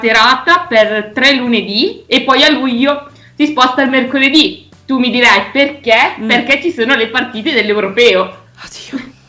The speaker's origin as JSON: {"language": "Italian", "town": "Biella", "region": "Piedmont", "country": "Italy", "tie": "born or raised there", "also_born_or_lived": "Vercelli", "said": "io ho fatto le scuole a Biella"}